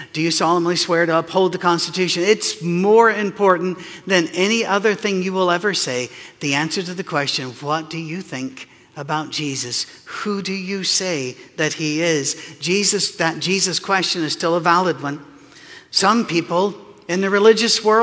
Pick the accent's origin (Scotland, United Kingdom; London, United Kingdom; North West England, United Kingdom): Scotland, United Kingdom; moved away; also born or lived in North Carolina; I'm from Scotland.